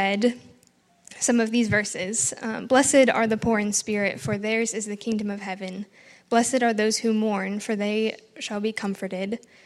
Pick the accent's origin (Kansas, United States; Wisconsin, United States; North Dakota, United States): North Dakota, United States; moved away as an adult; also born or lived in Chadron, Nebraska / Middle East; I came here originally from North Dakota, came to CSC to get an education degree.